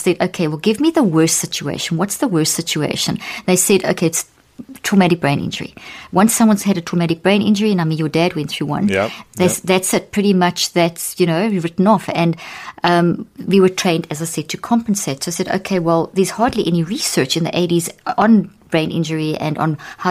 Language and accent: English; South Africa; moved away; also born or lived in Zimbabwe; I was born in Zimbabwe and grew up in South Africa, and in the apartheid era